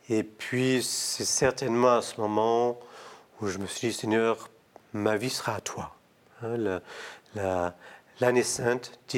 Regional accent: Toulon, Provence-Alpes-Côte d'Azur, France; also born or lived in Morocco; surtout quand on est né au Maroc et qu'on vient de Toulon.

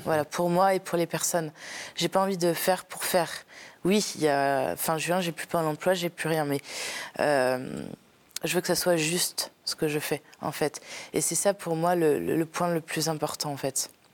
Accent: Paris, Île-de-France, France; je viens de Paris. Paris 17e. donc je suis née dans une très grande famille

